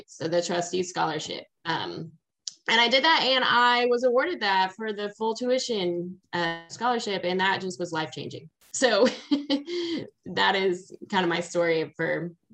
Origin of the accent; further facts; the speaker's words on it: Kansas City, Missouri, United States; I am from Kansas City. I was born and raised here